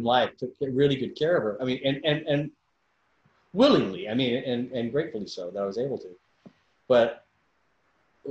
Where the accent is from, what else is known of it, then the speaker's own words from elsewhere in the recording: Hattiesburg, Mississippi, United States; moved away; also born or lived in New York City, United States; I'm from Hattiesburg, Mississippi